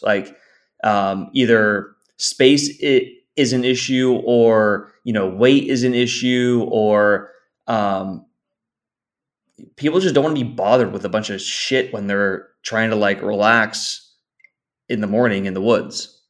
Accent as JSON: {"language": "English", "town": "San Diego", "region": "California", "country": "United States", "said": "I'm originally from from San Diego, still living in in in San Diego"}